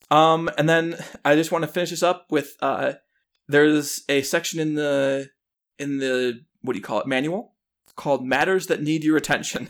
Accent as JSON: {"language": "English", "town": "Chicago", "region": "Illinois", "country": "United States", "tie": "born or raised there", "said": "I grew up in Chicago or the Chicago suburbs."}